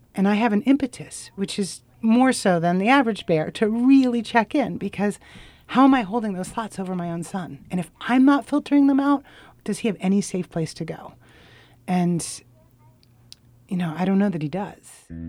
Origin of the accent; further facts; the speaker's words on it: Portland, United States; I'm from Portland